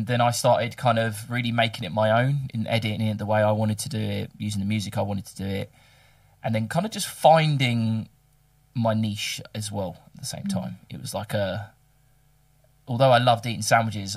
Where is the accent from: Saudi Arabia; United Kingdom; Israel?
United Kingdom; England; now in Melbourne, Australia; we're both English